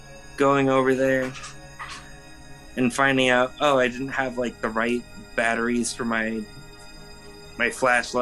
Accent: Los Angeles, California, United States; I grew up in Los Feliz area.

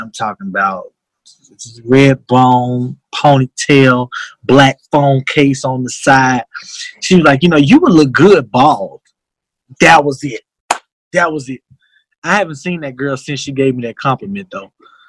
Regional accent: Memphis, Tennessee, United States; now in California, United States; I'm from Memphis, Tennessee originally. And, you know, and I play music. I've been a pianist for like 20 years. And I moved to California to pursue music.

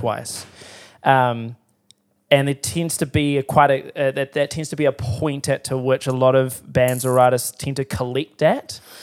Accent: Timaru, Canterbury, New Zealand; I grew up in Timaru.

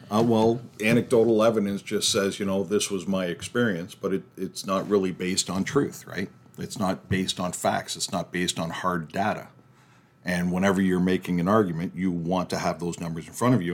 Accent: Canada; we're from Canada

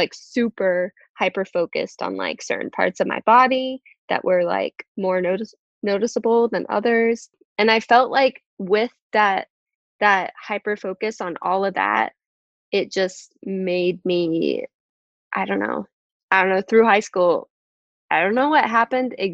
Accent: Virginia, United States; I'm from Virginia

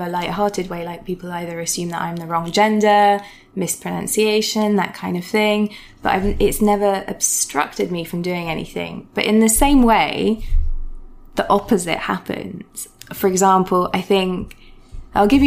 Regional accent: Surrey, South East England, United Kingdom; now in London, United Kingdom; I was born and raised in Surrey

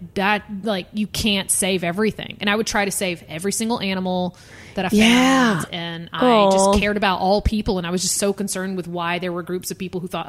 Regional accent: the South, Georgia, United States; I'm from the South

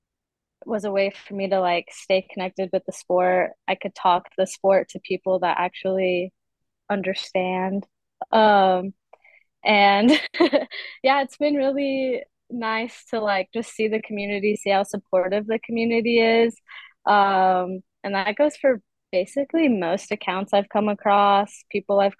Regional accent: Virginia, United States; now in Boise, United States; I currently reside in Boise, Idaho, but I'm from Virginia

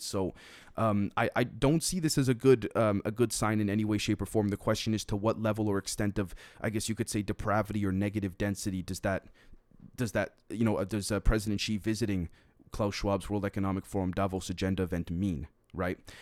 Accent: Canada; As a Canadian

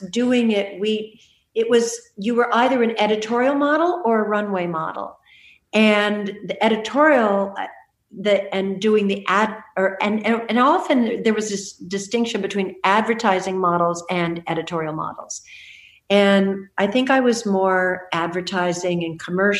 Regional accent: Malibu, California, United States; moved away; I grew up in Malibu. Those are my hills.

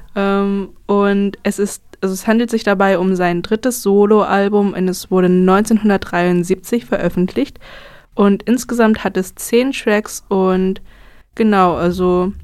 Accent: Brandenburg, Germany; moved away as an adult; also born or lived in Berlin; now in Jena, Germany; ich wurde in Berlin geboren, bin aber in Brandenburg aufgewachsen

